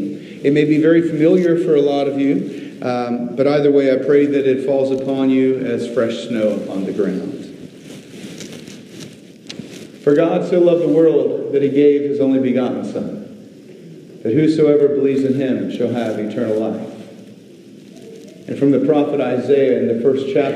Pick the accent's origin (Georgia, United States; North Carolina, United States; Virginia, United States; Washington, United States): Virginia, United States; Virginia Beach; moved away; I grew up in Virginia Beach, Virginia.